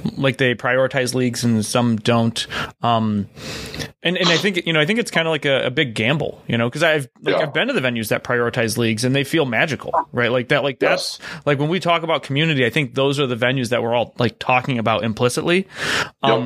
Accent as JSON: {"language": "English", "town": "Cleveland", "region": "Ohio", "country": "United States", "also_born_or_lived": "Columbus", "moved": "as an adult", "lives_now": "Oklahoma, United States", "said": "I'm from Cleveland"}